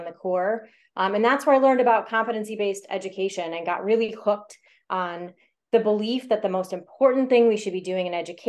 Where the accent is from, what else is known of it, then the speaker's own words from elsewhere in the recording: Iowa, United States; I was born and raised here in Iowa